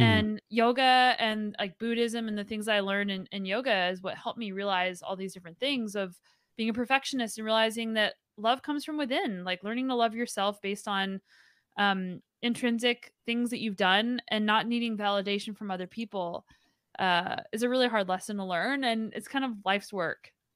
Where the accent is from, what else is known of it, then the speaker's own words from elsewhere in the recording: New Mexico, United States; moved away as an adult; now in British Columbia, Canada; originally from New Mexico, but now I get to do all the gnarly riding in British Columbia.